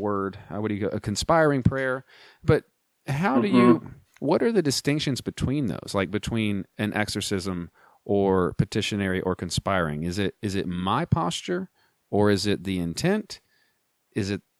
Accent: United States; as an American

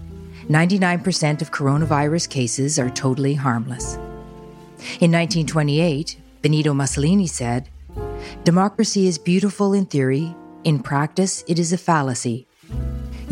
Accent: Canada; my standing as a Canadian citizen

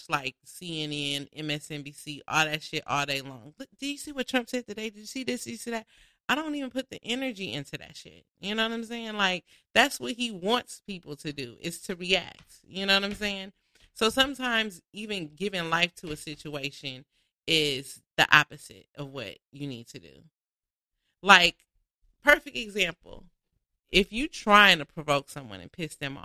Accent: Inglewood, California, United States; I live in Inglewood. I'm from Inglewood. That's my hometown

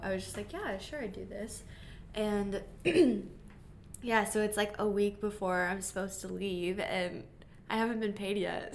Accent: Omaha, Nebraska, United States; I'm from Omaha, Nebraska

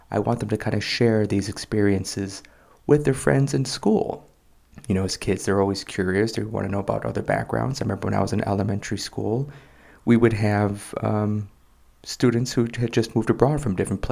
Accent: Chicago, Illinois, United States; moved away as an adult; now in South Korea; I'm American, I'm from Chicago

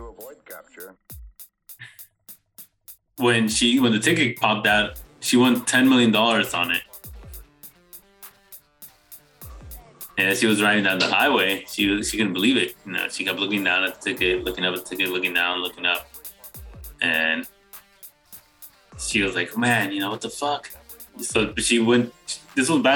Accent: Bay Area, California, United States; moved away; me growing up in the Bay Area

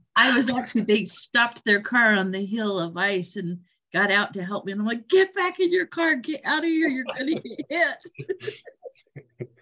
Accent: Utah, United States; now in Oregon, United States; I grew up in Utah

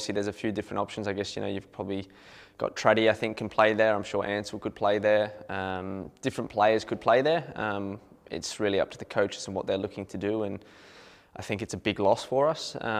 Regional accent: Adelaide, South Australia, Australia; Growing up in Adelaide, that was the game as a kid you always wanted to go to as well

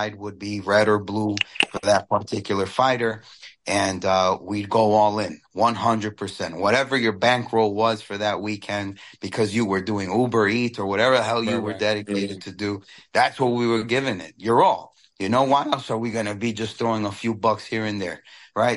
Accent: New York City, New York, United States; growing up in Queens, New York

